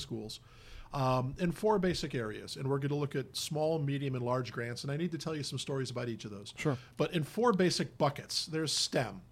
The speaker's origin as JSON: {"language": "English", "town": "Hammond", "region": "Indiana", "country": "United States", "tie": "born or raised there", "also_born_or_lived": "San Diego, California", "moved": "yes", "lives_now": "Palm Beach County, United States", "said": "Born and raised in beautiful Hammond, Indiana, which is basically the south side of Chicago"}